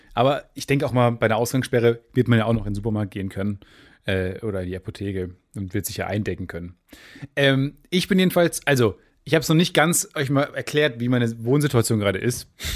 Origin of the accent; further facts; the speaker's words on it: Kamen, North Rhine-Westphalia, Germany; bei uns in Kamen